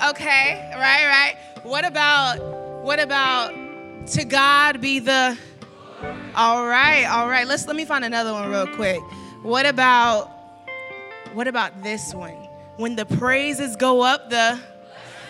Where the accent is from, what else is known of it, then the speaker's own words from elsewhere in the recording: Dallas, Texas, United States; I am from Dallas, Texas